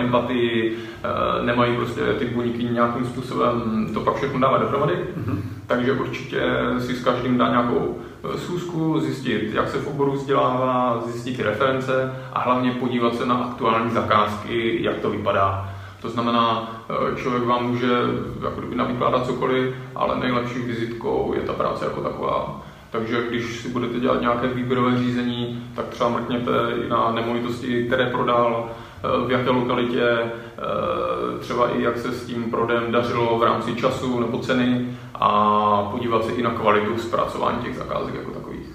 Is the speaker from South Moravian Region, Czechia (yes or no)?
no; Opava, Moravian-Silesian Region, Czechia; also born or lived in England; now in Brno, Czech Republic; já jsem teda z jiného města, jsem z Opavy, do Brna jsem se přistěhoval